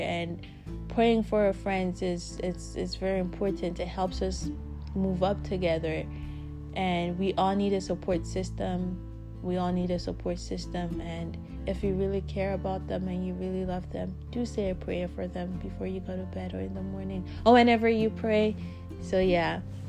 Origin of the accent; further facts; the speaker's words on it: Canada; now in South Africa; Since I moved from Canada to South Africa, the time difference for me has become like 9 hours between my friends and I back home.